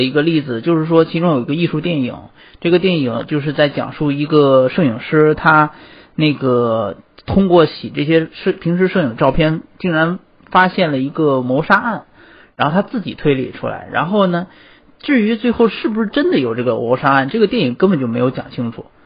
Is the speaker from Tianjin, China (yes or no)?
yes; Tianjin, China; moved away as an adult; 我天津人，我天津也有